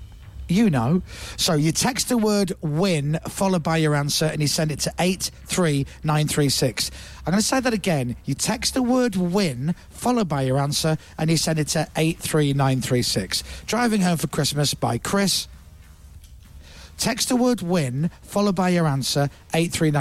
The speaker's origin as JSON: {"language": "English", "town": "Leeds", "region": "Yorkshire and the Humber", "country": "United Kingdom", "said": "I'm from Leeds"}